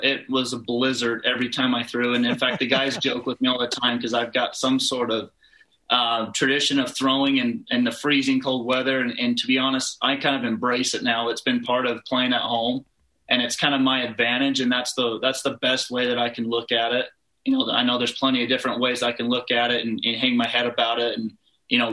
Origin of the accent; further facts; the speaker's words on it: Pleasant Grove, Utah, United States; my hometown, Pleasant Grove